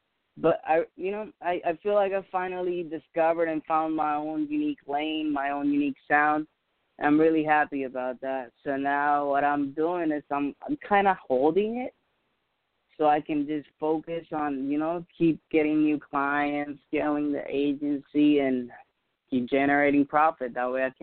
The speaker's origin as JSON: {"language": "English", "country": "Puerto Rico", "first_language": "Spanish", "second_language": "English", "said": "my native language is Spanish. I'm Puerto Rican myself."}